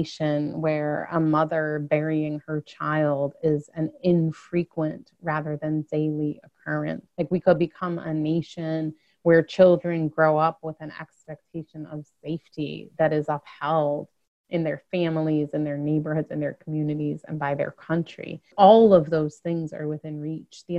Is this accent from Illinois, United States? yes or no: yes; Chicago, Illinois, United States; I grew up in Chicago, came of age in the late 80s and early 90s